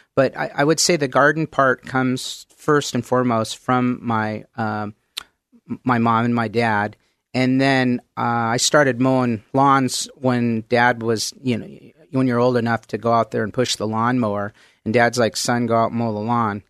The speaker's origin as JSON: {"language": "English", "town": "Mount Vernon", "region": "Washington", "country": "United States", "tie": "born or raised there", "also_born_or_lived": "Oak Harbor, Washington", "said": "pretty much grew up in, uh, Mount Vernon, Washington"}